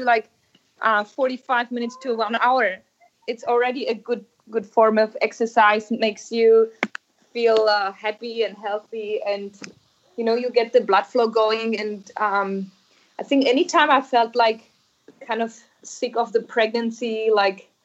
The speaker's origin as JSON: {"language": "English", "country": "Czechia", "tie": "born or raised there", "said": "I grew up in Czech Republic"}